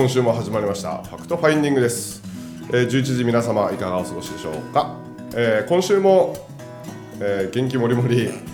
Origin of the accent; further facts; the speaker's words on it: Nagaoka, Niigata, Japan; 地元の新潟長岡